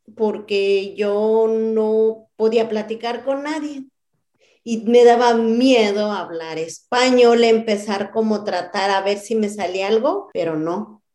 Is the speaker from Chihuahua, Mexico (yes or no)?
no; Cheranástico, Michoacán, Mexico; first language Purépecha; Spanish is a second language; moved away as an adult; also born or lived in West Chicago, Illinois; now in Chicago, United States; Yo soy de Cheranástico, municipio de Paracho, Michoacán